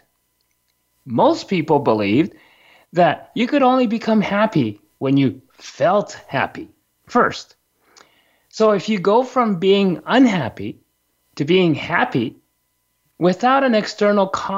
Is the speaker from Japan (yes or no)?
yes; Japan; when I was a young kid growing up in Japan